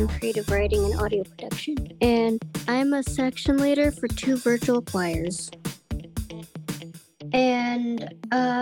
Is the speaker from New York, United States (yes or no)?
no; San Jose, California, United States; I am from San Jose, California